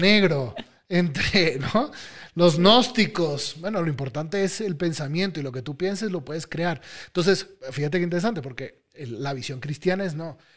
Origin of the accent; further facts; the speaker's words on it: Venezuela; Yo soy venezolano, en mi país está sufriendo